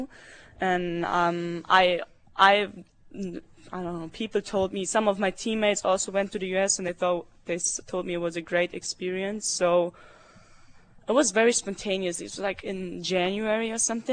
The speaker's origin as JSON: {"language": "English", "country": "Germany", "second_language": "English", "moved": "as an adult", "lives_now": "Norman, United States", "said": "in Germany, you have to take English in school, beginning fifth grade"}